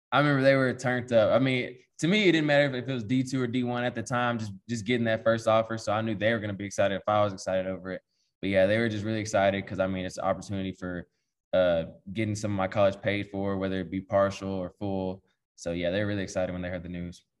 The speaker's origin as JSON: {"language": "English", "town": "Paris", "region": "Texas", "country": "United States", "tie": "born or raised there", "moved": "as an adult", "lives_now": "Manhattan, United States", "said": "growing up, you know, we're from East Texas"}